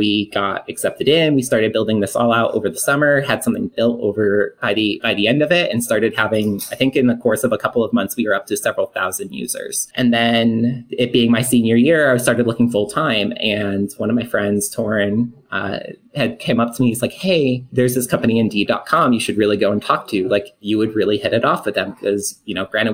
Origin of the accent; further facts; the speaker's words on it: Syracuse, New York, United States; moved away as an adult; now in Austin, United States; I'm from Syracuse, New York. Small little, I guess like Syracuse itself isn't that big. But I'm more outside the city